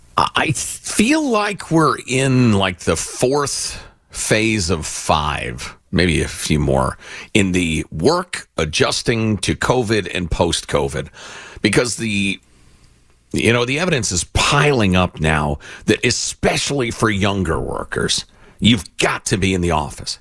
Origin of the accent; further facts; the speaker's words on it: Illinois, United States; my home state, Illinois